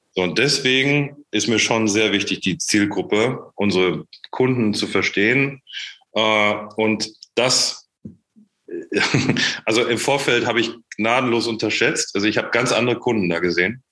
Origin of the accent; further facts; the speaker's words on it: Menden, North Rhine-Westphalia, Germany; moved away as an adult; also born or lived in Ruhr area / Czech Republic; ich bin nicht im Ruhrgebiet aufgewachsen, sondern im Sauerland, in Menden